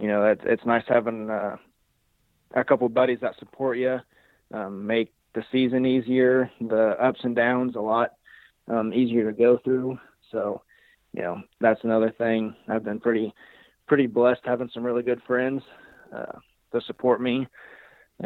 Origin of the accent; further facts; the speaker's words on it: Southern Illinois, United States; I'm from Southern Illinois